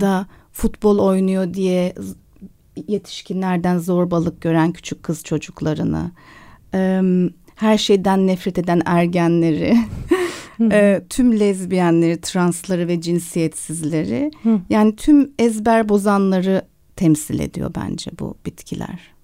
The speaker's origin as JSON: {"language": "Turkish", "country": "Turkey", "tie": "born or raised there", "also_born_or_lived": "London, United Kingdom", "moved": "as an adult", "said": "Ve lise bittiği anda da Londra'ya taşındım. O yüzden Türkiye'de üniversite sınavına girmedim."}